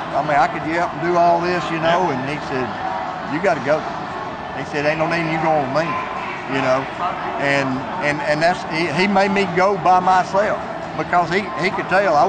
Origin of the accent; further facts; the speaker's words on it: Livingston, Alabama, United States; But I'm from Livingston, Alabama. I've been turkey hunting since I was 10 years, well, I went with my dad the first time when I was 4.